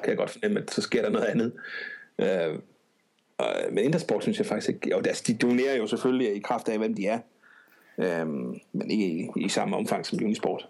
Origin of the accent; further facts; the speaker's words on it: Odense, Southern Denmark, Denmark; bor og opholder og arbejder, og hvad jeg nu ellers kan finde på i Odense. Øh, født og opvokset